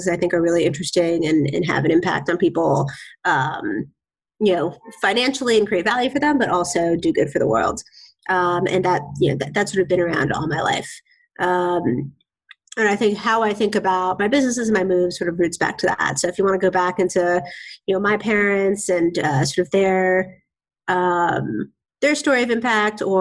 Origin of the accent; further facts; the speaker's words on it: Bay Area, California, United States; also born or lived in Boston; now in Seattle, United States; I grew up in the Bay Area